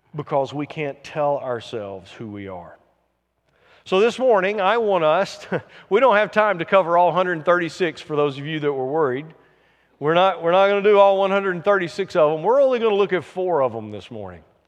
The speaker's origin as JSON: {"language": "English", "region": "the South", "country": "United States", "said": "I'm from the South"}